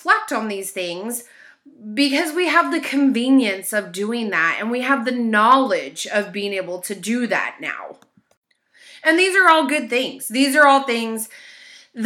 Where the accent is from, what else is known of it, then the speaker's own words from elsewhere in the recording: United States; I am an American and we do live in what is considered a melting pot